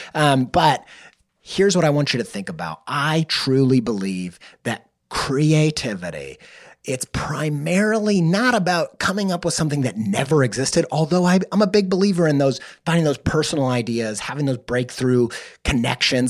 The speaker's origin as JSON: {"language": "English", "region": "the Midwest Bible Belt", "country": "United States", "tie": "born or raised there", "said": "I grew up in the in the Midwest Bible Belt"}